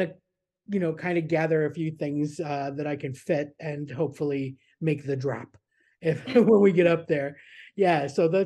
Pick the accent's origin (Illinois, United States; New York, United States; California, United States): New York, United States; Niagara Falls; moved away as an adult; also born or lived in Florida; I grew up in Niagara Falls on the New York side. And I was there until I was 17, 18